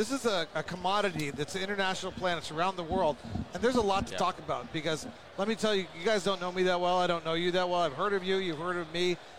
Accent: United States

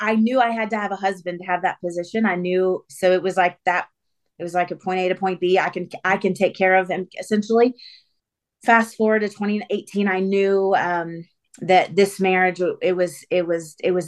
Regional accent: Atlanta, Georgia, United States; So I grew up in Atlanta. Atlanta's hometown for me. I'm about 30 minutes outside of the city.

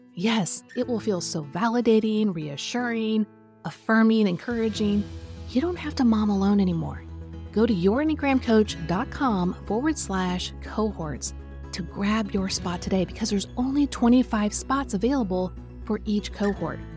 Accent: Kansas City, Missouri, United States; now in Tennessee, United States; I'm from Kansas City, and we only say you guys

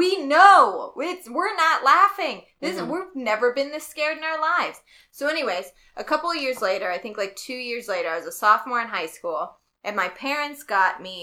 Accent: Southern Illinois, United States; I'm from Southern Illinois

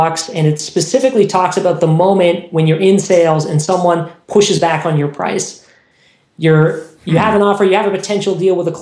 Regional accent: Toronto, Ontario, Canada; In Toronto, my hometown

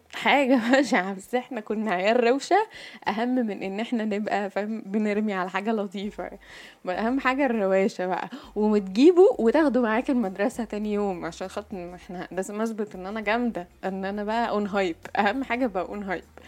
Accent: Egypt; عندنا في مصر

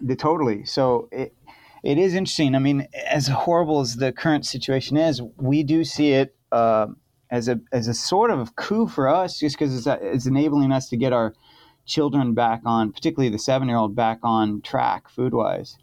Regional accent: California, United States; now in Portland, United States; I'm from California

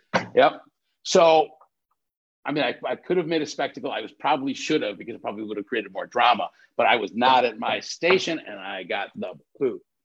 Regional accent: North Shore, Illinois, United States; I grew up on the North Shore

